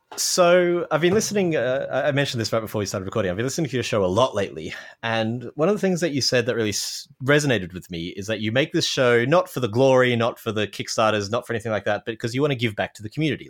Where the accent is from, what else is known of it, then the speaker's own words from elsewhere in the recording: Australia; now in Toronto, Canada; I'm an Australian living in Canada, in Toronto.